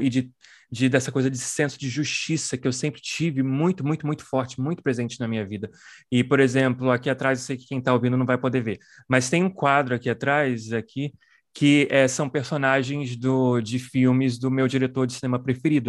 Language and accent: Portuguese; Brazil; como brasileiros, né, somos filhas e filhos do, do colonialismo